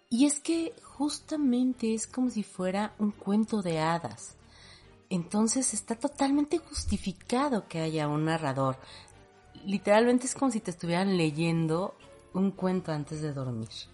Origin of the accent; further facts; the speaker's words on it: Mexico; nosotros como mexicanos